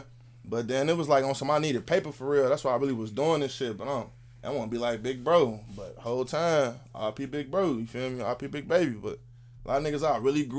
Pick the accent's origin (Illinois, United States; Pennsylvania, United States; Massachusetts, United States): Illinois, United States; Chicago; moved away as an adult; now in Arkansas, United States; when I was growing up in Uptown